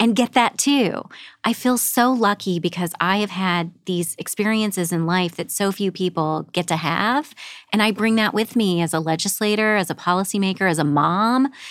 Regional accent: Southern Illinois, United States; moved away as an adult; also born or lived in Los Angeles, United States; now in Saint Louis, United States; grew up in a small rural coal mining town in Southern Illinois.

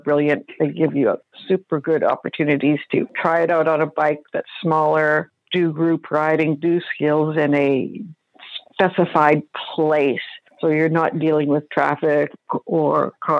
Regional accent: British Columbia, Canada; I'm from British Columbia in Canada, which is pretty much as far from Florida as you can get on the continent

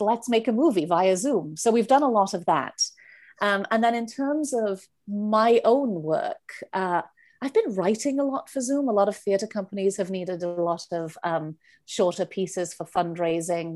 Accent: Wales, United Kingdom; moved away; I'm from Wales. I always start with that 'cause people are always like, "Where are you from?" So I'm from Wales

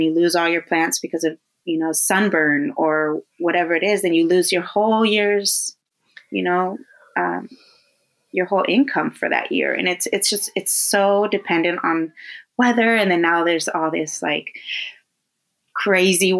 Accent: Coachella Valley, California, United States; now in Los Angeles, United States; growing up in the Coachella Valley, like everything was local

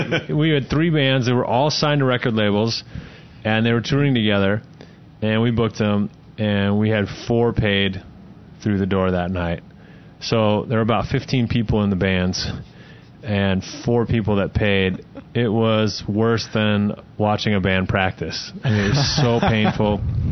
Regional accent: Salt Lake City, Utah, United States; now in Oklahoma City, United States; I grew up in Salt Lake City

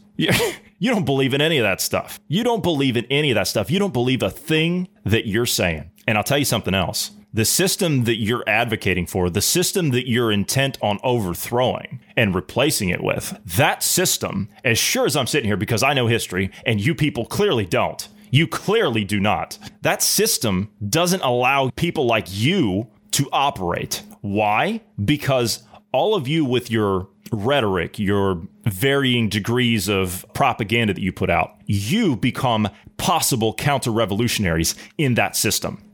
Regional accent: United States; now in Sweden; as American citizens

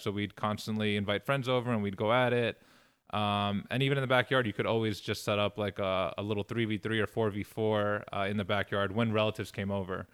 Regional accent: New York City, New York, United States; moved away as an adult; growing up in Queens

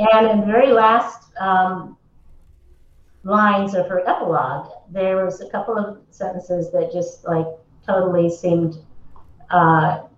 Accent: Lexington, Massachusetts, United States; moved away; also born or lived in Los Angeles / Española; I grew up in mostly in Lexington, Massachusetts, on the East Coast

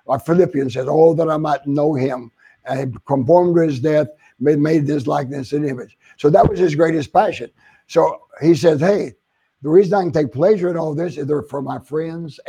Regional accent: Oklahoma, United States; also born or lived in San Antonio, Texas / Phoenix, Arizona; now in Florida, United States; I was from Oklahoma, the South

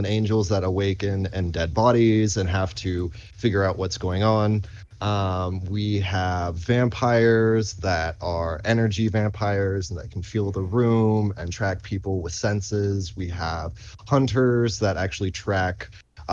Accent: Arlington, Texas, United States; moved away as an adult; also born or lived in Dallas; now in London, Canada; as a kid growing up in Texas.

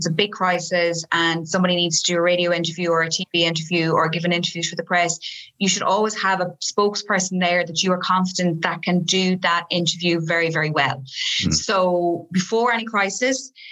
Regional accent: Galway, Connacht, Ireland; I'm from Galway

